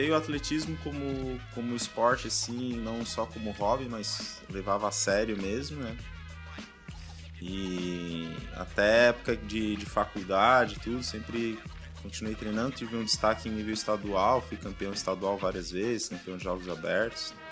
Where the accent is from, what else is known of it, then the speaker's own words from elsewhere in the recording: Florianópolis, Santa Catarina, Brazil; also born or lived in São Paulo; mas me criei aqui em Florianópolis, com 5 anos de idade.